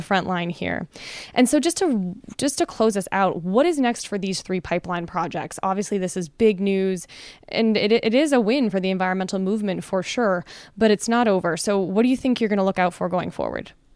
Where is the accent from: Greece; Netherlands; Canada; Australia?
Canada; now in United States; as a Canadian